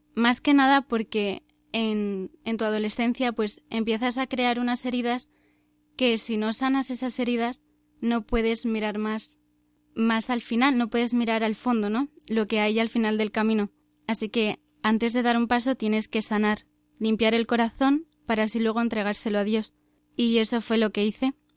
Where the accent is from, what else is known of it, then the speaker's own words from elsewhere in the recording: Cantabria, Spain; soy de Cantabria